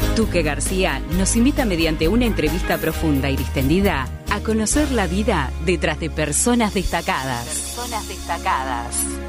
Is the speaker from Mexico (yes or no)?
no; San Carlos, Maldonado, Uruguay; now in Montevideo, Uruguay; Soy de San Carlos